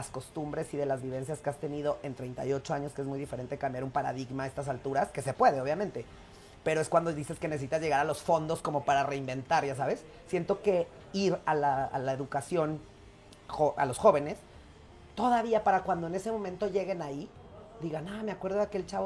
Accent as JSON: {"language": "Spanish", "country": "Mexico", "said": "yo parezco egipcio y soy mexicano."}